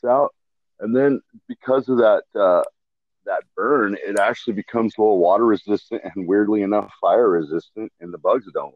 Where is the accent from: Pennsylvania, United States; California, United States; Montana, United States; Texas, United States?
Montana, United States; Missoula; moved away as an adult; also born or lived in Seattle, Washington / Bend, Oregon; I was born in Missoula, Montana. So it's kind of a liberal bastion in Montana. Mm-hmm. And we just grew up running around fishing and just doing normal stuff that Montana kids